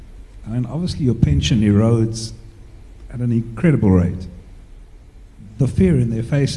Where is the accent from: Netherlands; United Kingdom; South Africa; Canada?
South Africa; I'm from South Africa, so with our neighbor Zimbabwe